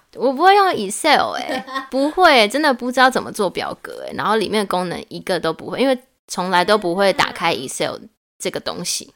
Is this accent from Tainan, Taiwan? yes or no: no; Hsinchu, Taiwan; moved away as an adult; also born or lived in Tucheng, New Taipei; 因为我跟我老公就是我们房子买在土城，但后来就是计划有变，是希望可以回新竹生活